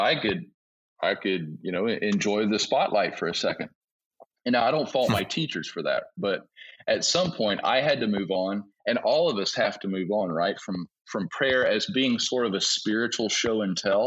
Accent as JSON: {"language": "English", "country": "United States", "moved": "as an adult", "lives_now": "Togo", "said": "I'm American, and you know, we Americans"}